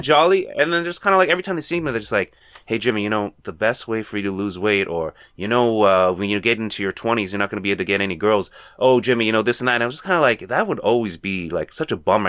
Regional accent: Toronto, Ontario, Canada; Toronto native, born and raised

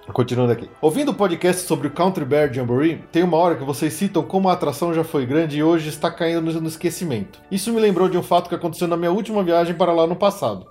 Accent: São Paulo, Brazil; a gente é de São Paulo

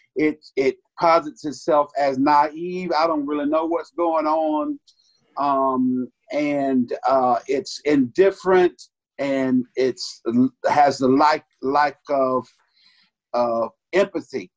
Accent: Georgia Florida line, United States; also born or lived in Bainbridge, Georgia; I was raised on the Georgia Florida line, actually 22 miles south of Bainbridge. I grew up, and so I uh, went to church in North Florida

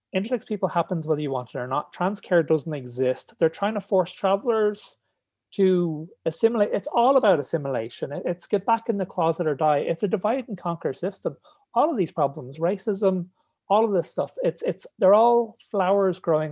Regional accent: Ireland; moved away as an adult; now in England; So they moved back to Ireland, and I grew up in Tala

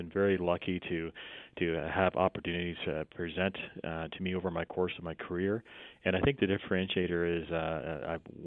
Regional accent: Lawrence, Kansas, United States; moved away; also born or lived in Canada / Texas; My home state is Kansas, Lawrence, Kansas

